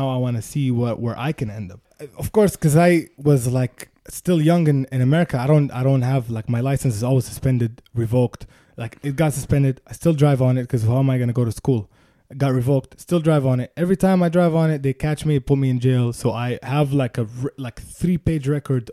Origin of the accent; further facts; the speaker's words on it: Sharjah, United Arab Emirates; moved away; also born or lived in Chicago; I grew up in Sharjah.